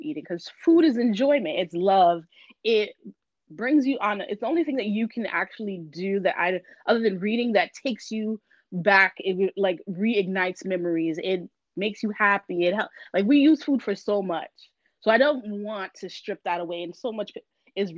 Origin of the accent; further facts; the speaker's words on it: Miami, Florida, United States; I'm originally from Miami, Florida. I'm a first generation American. My parents are from Haiti.